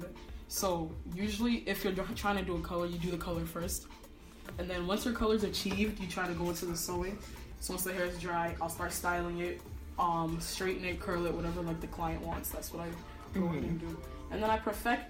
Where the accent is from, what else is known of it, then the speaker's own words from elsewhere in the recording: Nigeria; now in Salem, United States; I'm also Nigerian